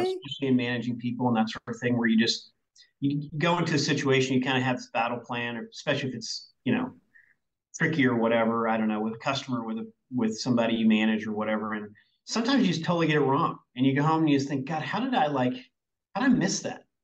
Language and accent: English; Berryville, Arkansas, United States; now in Seattle, United States; I grew up in a tiny town in Arkansas, 1,500 people, called Berryville, Arkansas. That's where I grew up.